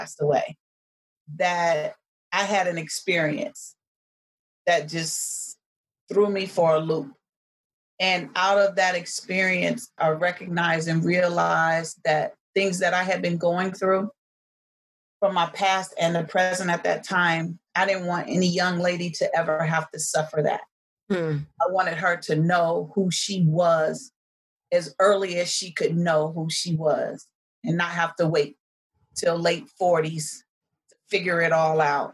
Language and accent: English; Washington, District of Columbia, United States; also born or lived in New York; I am originally from Washington, D.C. metropolitan area. That's where I grew up, although I was born in New York. I'm a D.C. girl.